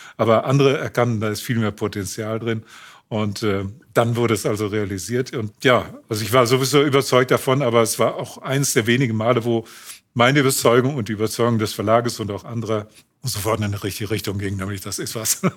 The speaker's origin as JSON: {"language": "German", "town": "Unna", "region": "North Rhine-Westphalia", "country": "Germany", "tie": "born or raised there", "also_born_or_lived": "Königsberg (Kaliningrad)", "said": "Wir wohnten damals in Unna, wo mein Bruder geboren wurde."}